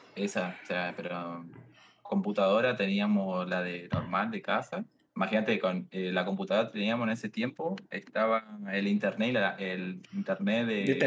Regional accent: Misiones, Argentina; now in Buenos Aires, Argentina; vivo en Buenos Aires ahora, soy de Misiones, de las Cataratas

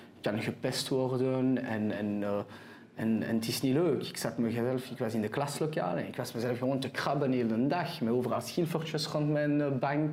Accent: Antwerp, Flanders, Belgium; accent: French; first language French; Dutch is a second language; also born or lived in Israel / Keerbergen / Brasschaat; Ik ben geboren en getogen in Antwerpen. Okay. Uh, eh, Franstalig opgevoed

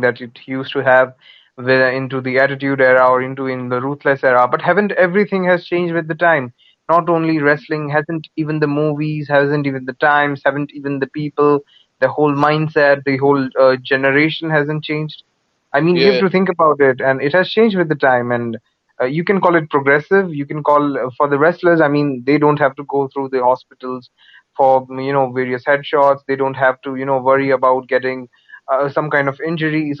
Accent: India; I'm from India.

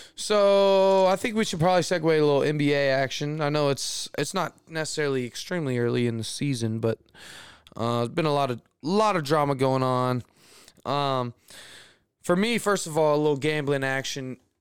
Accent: Houston, Texas, United States; I'm from Houston

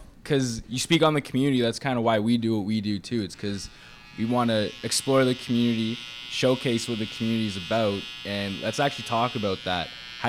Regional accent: Burlington, Ontario, Canada; moved away as an adult; now in Ottawa, Canada; I'm originally from Burlington, which is just outside of Toronto.

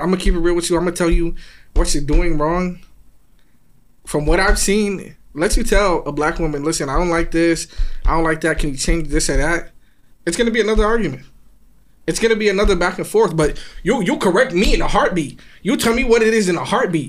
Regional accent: New York City, New York, United States; I'm from Queens

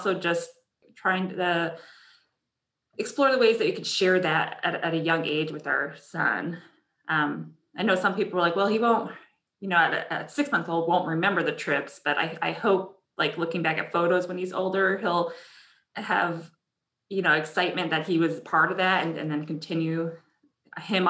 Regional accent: Connecticut, United States; I grew up in Connecticut

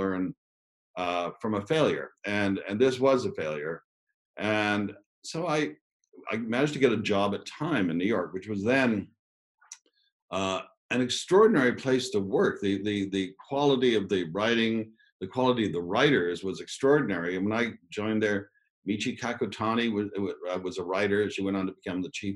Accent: Ottawa, Ontario, Canada; I grew up in Ottawa in Canada

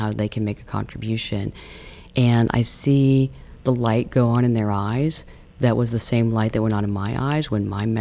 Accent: Midwest, United States; now in San Francisco, United States; I come from the Midwest and I live on a coast

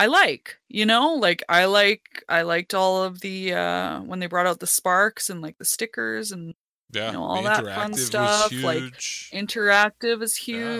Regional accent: Canada; the Canadian, the token Canadian here

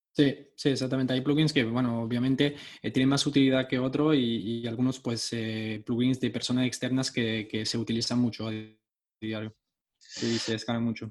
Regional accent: France; Spanish is a second language; vivo en Francia y nací en Francia, entonces mi español no es perfecto

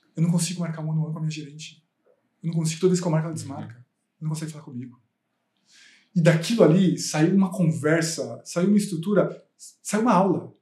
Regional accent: Osasco, São Paulo, Brazil; eu vim da periferia de Osasco. Eu nasci na periferia, nasci e cresci na periferia até os 23 anos.

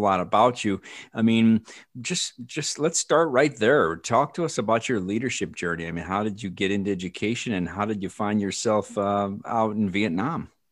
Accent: Illinois, United States; I'm from Illinois

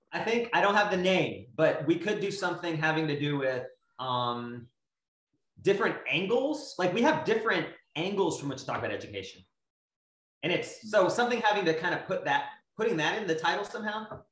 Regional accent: United States; I was born in the United States

